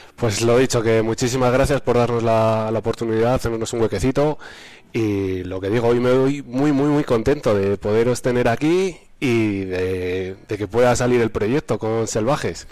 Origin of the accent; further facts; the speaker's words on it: Almazán, Castile and León, Spain; Almazán, que es mi pueblo